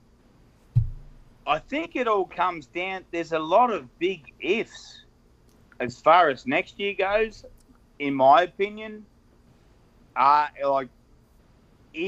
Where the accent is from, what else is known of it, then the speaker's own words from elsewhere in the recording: Victoria, Australia; I'm from Victoria and we drink Victoria Bitter or Carlton Draft.